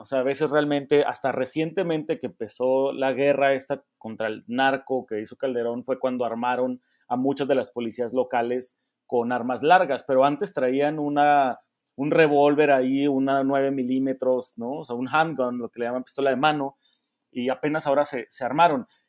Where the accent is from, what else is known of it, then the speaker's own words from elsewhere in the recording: Mexico; nosotros como mexicanos